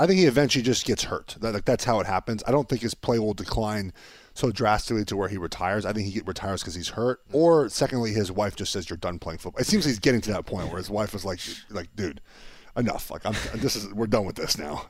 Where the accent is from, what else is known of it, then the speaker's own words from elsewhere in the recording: Los Angeles, California, United States; I'm from Los Angeles